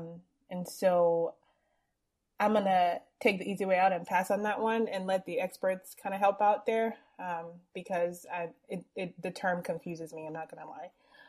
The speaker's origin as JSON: {"language": "English", "country": "Nigeria", "tie": "born or raised there", "said": "growing up as a Nigerian woman"}